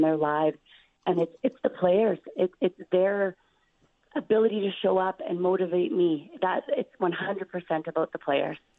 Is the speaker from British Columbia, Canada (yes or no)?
no; Saskatchewan, Canada; I'm so proud to be from this province. I'm so proud to be coaching the university in my hometown